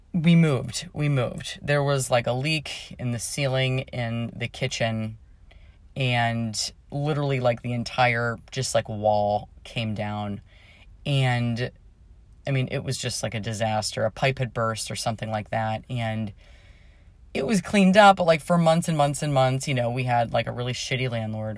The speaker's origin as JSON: {"language": "English", "town": "Pittsburgh", "region": "Pennsylvania", "country": "United States", "tie": "born or raised there", "said": "I grew up in Pittsburgh"}